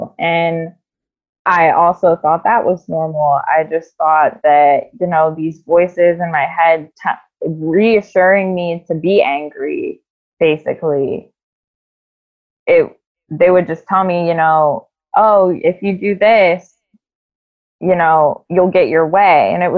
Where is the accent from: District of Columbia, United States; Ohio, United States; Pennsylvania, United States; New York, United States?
Ohio, United States; south of Canton; I live in a little bit south of Canton in Ohio. So a little bit south of Akron as well.